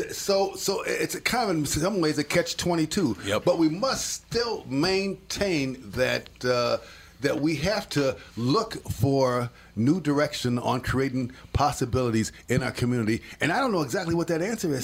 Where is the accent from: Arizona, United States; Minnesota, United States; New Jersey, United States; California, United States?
Minnesota, United States; Minneapolis; I grew up in the Harrison neighborhood